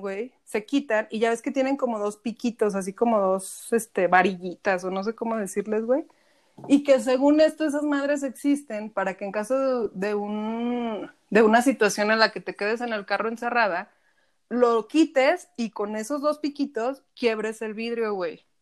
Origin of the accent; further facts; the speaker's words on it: Aguascalientes, Mexico; now in Zacatecas, Mexico; yo soy de Aguascalientes, pero vivo en Zacatecas